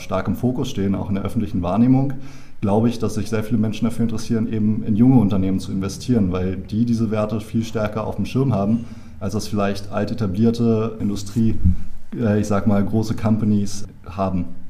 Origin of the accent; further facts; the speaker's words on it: Berlin, Germany; also born or lived in Ireland; ich komme aus Berlin, bin hier geboren